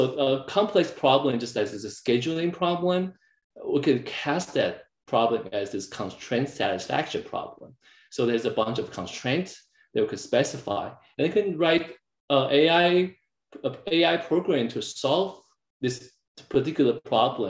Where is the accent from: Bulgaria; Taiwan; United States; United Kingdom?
Taiwan; English is a second language; moved away; also born or lived in Canada; I was growing up in Taiwan